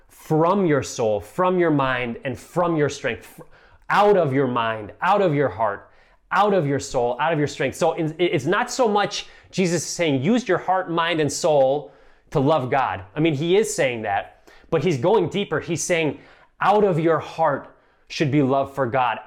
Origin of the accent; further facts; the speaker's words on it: Midwest, United States; moved away as an adult; also born or lived in Boston area; I'm a child of the Midwest